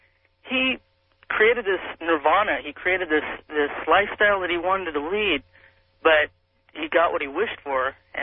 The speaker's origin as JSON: {"language": "English", "town": "Aberdeen", "region": "Washington", "country": "United States", "tie": "born or raised there", "moved": "as an adult", "lives_now": "Yakima, United States", "said": "I grew up in Aberdeen, Washington, where he's from originally"}